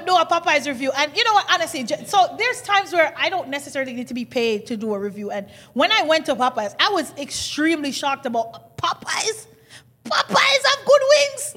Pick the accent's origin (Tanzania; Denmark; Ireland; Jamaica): Jamaica; Kingston; now in Toronto, Canada; I come from Jamaica, Kingston